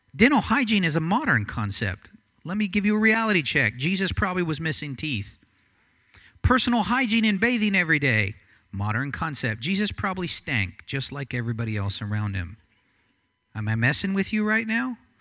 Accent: United States; I'm American

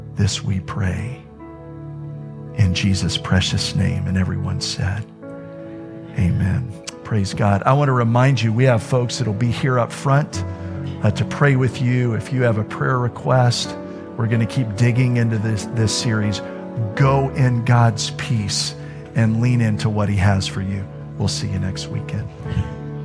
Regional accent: Florida, United States; I'm from Florida

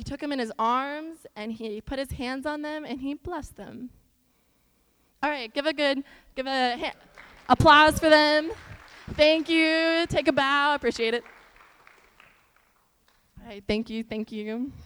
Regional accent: Iowa, United States; now in Texas, United States; So growing up in Iowa, I grew up in like this stereotypical like small farm town.

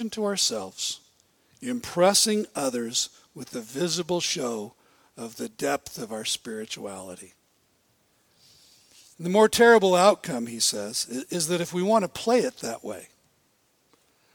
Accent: Bellingham, Washington, United States; I grew up in Bellingham

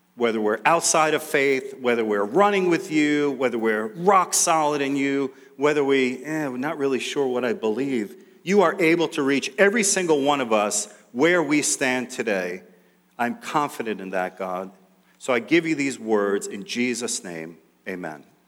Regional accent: New York City, New York, United States; growing up in New York City, we lived in Queens for most of that time.

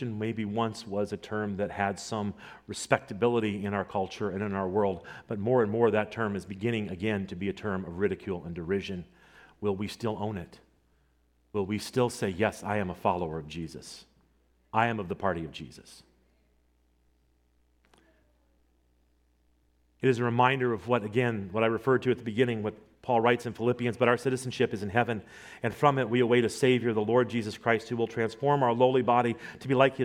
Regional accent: Nebraska, United States; I grew up in Nebraska, so I grew up as a fan of the Nebraska Cornhuskers

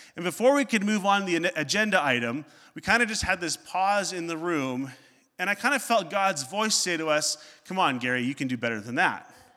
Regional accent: Northern Ontario, Canada; growing up in Northern Ontario.

